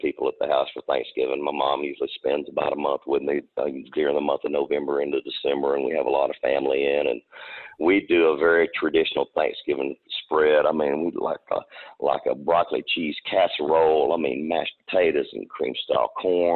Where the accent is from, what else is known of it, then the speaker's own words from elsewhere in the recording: Texarkana, United States; I grew up around Texarkana.